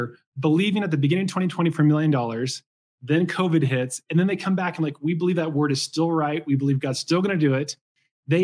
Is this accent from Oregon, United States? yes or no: yes; Portland, Oregon, United States; And I grew up in Portland, Oregon, like 30 minutes east.